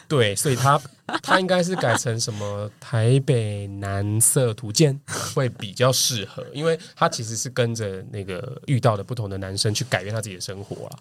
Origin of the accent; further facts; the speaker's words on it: Kaohsiung, Taiwan; moved away; 高雄City嗯，Boy